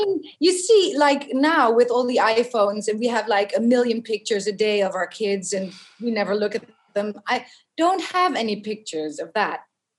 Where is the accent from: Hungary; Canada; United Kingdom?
United Kingdom; Beckenham, London; born there; I was born in Beckenham. Yes.